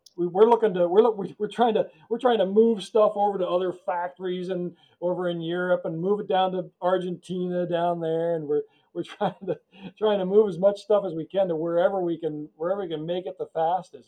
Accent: United States; we grew up near New York

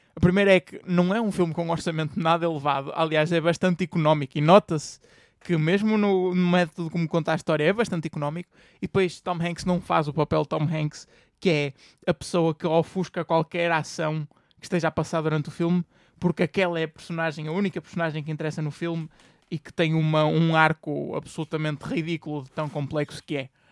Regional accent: Portugal; nós enquanto portugueses

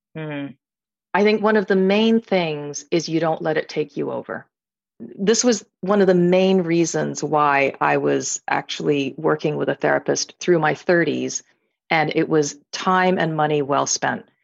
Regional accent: United States; I'm, I'm Chinese American.

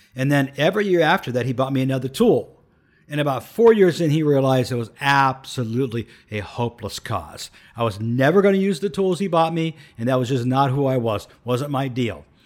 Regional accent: Canton, Ohio, United States; I grew up in urban Uh, Canton, Ohio, in an urban center deep in the hood

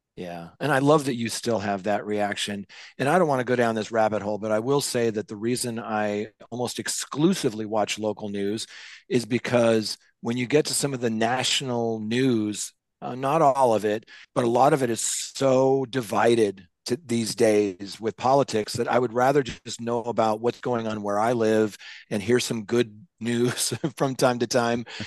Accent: Seattle, Washington, United States; I was growing up in Seattle listening to K J R A M radio

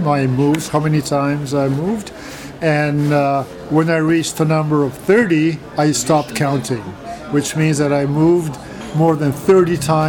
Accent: Canada; now in Ljubljana, Slovenia; When I moved to Ljubljana from Canada and started studying at the Faculty of Philosophy in Ljubljana, I met these people who were my neighbors

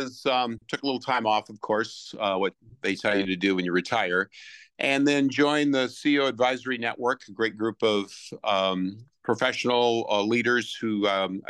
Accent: Iowa, United States; my wife and I grew up in Iowa

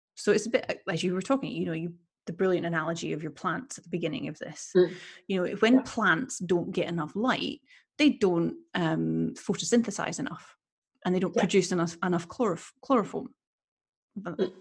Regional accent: Edinburgh, Scotland, United Kingdom; now in Sweden; I come from Scotland. I come from Edinburgh.

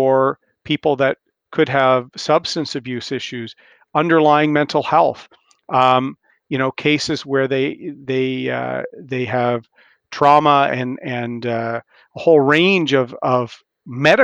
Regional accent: Ontario, Canada; my province, I'm from Ontario

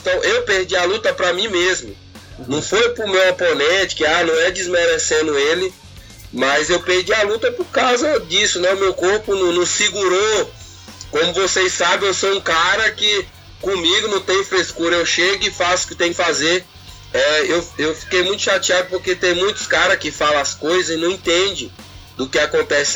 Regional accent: Brazil; a gente é brasileiro

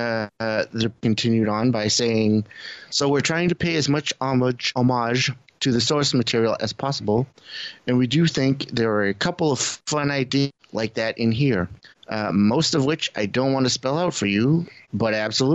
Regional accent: New England, United States; accent: New England; my New England accent's coming out

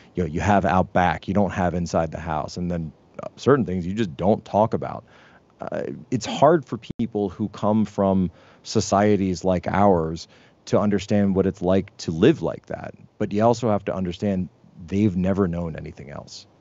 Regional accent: Pennsylvania, United States; My home state of Pennsylvania

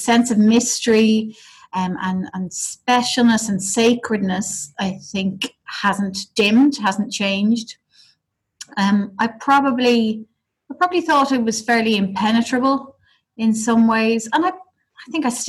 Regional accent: Dublin, Leinster, Ireland; So I'm from Dublin

